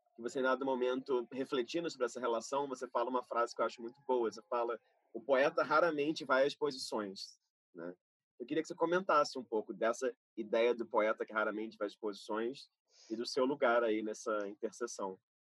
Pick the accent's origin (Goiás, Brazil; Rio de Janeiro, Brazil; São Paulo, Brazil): Rio de Janeiro, Brazil; fui nascido e criado em Carapaguá, Zona Oeste do Rio